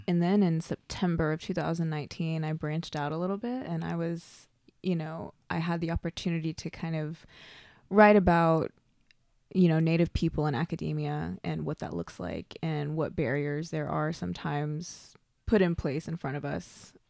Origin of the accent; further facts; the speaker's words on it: Oklahoma, United States; also born or lived in Shawnee, Oklahoma / Pawnee, Oklahoma / El Reno, Oklahoma; I'm born and raised in Oklahoma. I was born down south in Shawnee and, uh, I moved around, um, growing up.